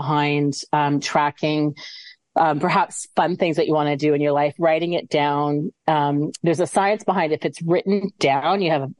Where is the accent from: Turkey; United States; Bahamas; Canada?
Canada; now in Scotland, United Kingdom; I'm from Canada.